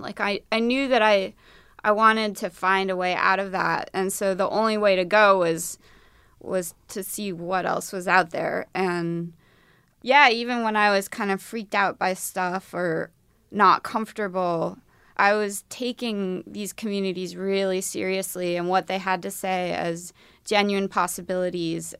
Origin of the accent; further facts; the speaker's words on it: Midwest, United States; I'm from the Midwest